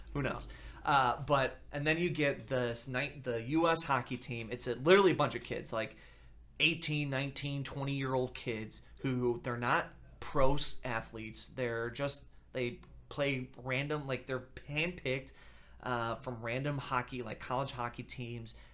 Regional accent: Deerfield, Illinois, United States; Chicago kid, Bulls used to practice in my hometown. Deerfield

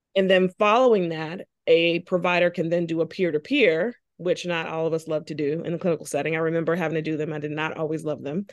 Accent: Charleston, South Carolina, United States; moved away as an adult; now in North Carolina, United States; I'm originally from Charleston, South Carolina. Came to North Carolina for college

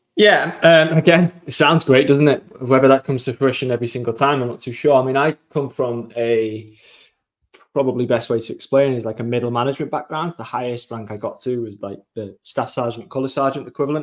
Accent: England, United Kingdom; I am from England

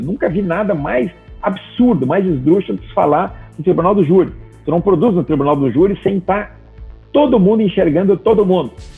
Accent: Gaúcho, Rio Grande do Sul, Brazil; moved away as an adult; also born or lived in Porto Alegre; now in Santa Catarina, Brazil; hoje eu moro aqui em Santa Catarina, numa praia do lado de Floripa. Eu sou gaúcho. Quando eu morava lá em Porto Alegre

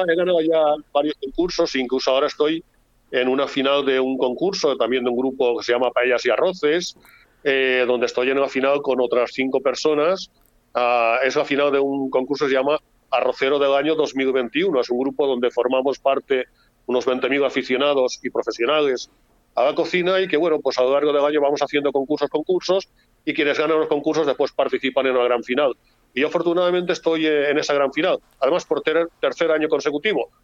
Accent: Valencian Community, Spain; como valencianos

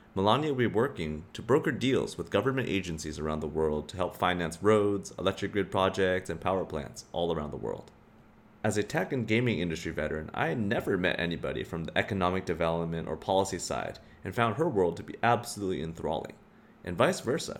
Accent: Silicon Valley, California, United States; now in Singapore; growing up in the Silicon Valley

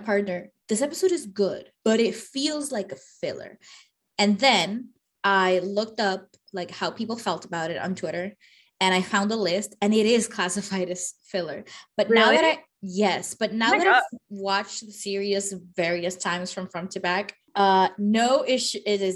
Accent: Puerto Rico; we in Puerto Rico

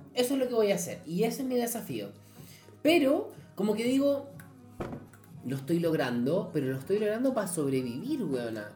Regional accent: San Bernardo, Santiago Metropolitan Region, Chile; yo vivo nací en San Bernardo

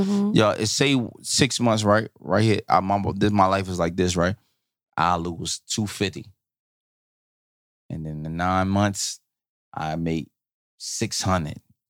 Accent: Newark, New Jersey, United States; I'm from Newark.

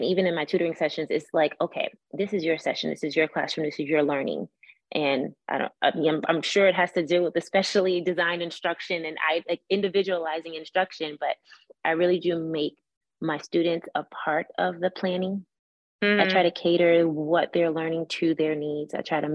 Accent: Miami, Florida, United States; I'm from Miami

